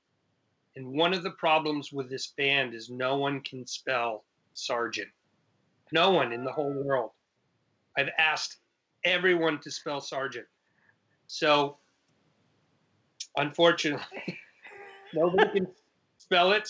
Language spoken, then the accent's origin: English; Ludlow, Massachusetts, United States; moved away as an adult; also born or lived in Boston, Massachusetts; now in New York City, United States; I grew up in Massachusetts. My town was Ludlow